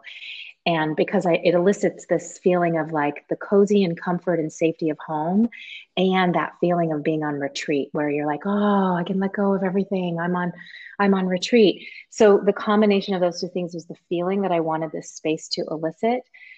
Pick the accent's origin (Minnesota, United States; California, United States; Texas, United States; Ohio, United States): California, United States; now in Seattle, United States; I grew up in California